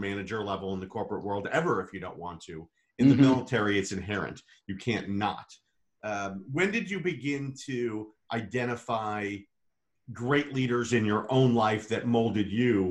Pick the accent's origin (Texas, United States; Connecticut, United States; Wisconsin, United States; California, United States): Wisconsin, United States; Bayside; I'm from Bayside, Wisconsin